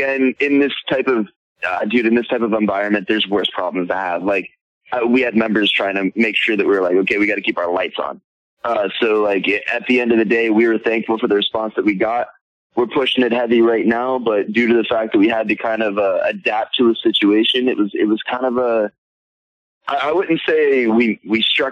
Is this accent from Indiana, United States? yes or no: no; Florida, United States; moved away; also born or lived in New York; I was born in Florida, man. I just lived in New York for a couple of years